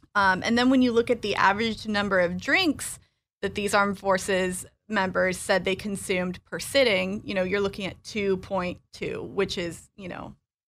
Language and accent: English; Illinois, United States; also born or lived in North Carolina; I am originally from Illinois, but I was an Army brat. And our last duty station was Fort Bragg. And that's where I went to high school.